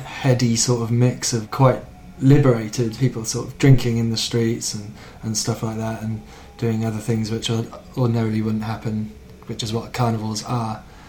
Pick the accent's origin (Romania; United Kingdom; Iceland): United Kingdom; Cardiff, Wales; moved away; also born or lived in Kent; I don't really say I'm from Cardiff. Too much, so I tried to be quite specific. You know, I grew up there.